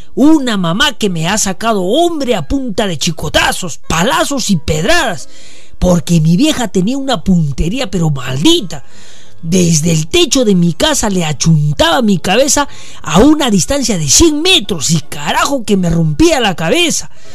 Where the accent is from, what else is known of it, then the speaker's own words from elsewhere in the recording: Sachaca, Arequipa, Peru; mi familia y de mi pueblo Sachaca